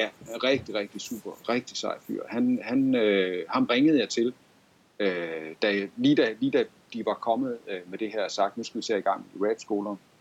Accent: Gård, Central Denmark Region, Denmark; kommer jeg selv fra Gård, og jeg har lige arbejdet i Gård

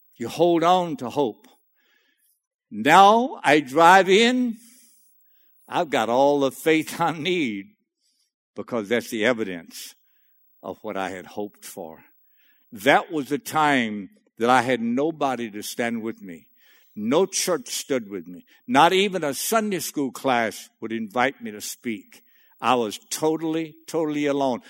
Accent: Cajun, Louisiana, United States; I'm a Cajun boy in the middle of that North Dakota state

